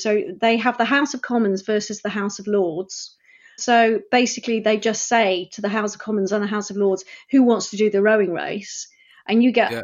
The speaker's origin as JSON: {"language": "English", "town": "Sheffield", "region": "Yorkshire and the Humber", "country": "United Kingdom", "tie": "born or raised there", "moved": "as an adult", "lives_now": "Bristol, United Kingdom", "said": "I grew up in Sheffield"}